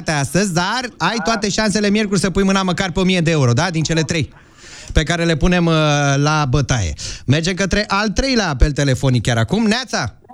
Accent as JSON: {"language": "Romanian", "region": "Bucharest", "country": "Romania", "said": "Din București."}